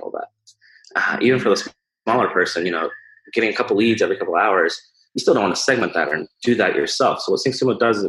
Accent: Omaha, Nebraska, United States; I'm from Omaha

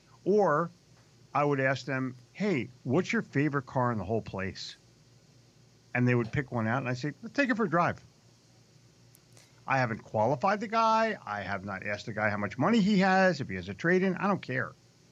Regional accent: New Jersey, United States; I'm from Jersey. This is the only time this is going to happen.

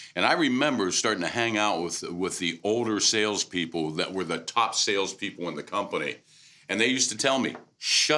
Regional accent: Pittsburgh, Pennsylvania, United States; I'm originally from Pittsburgh

